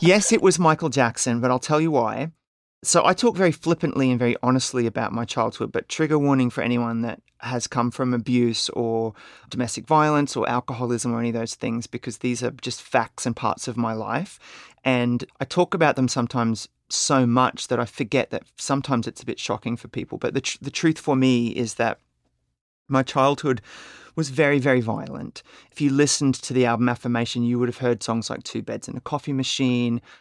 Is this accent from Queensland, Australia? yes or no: yes; Brisbane, Queensland, Australia; born or raised there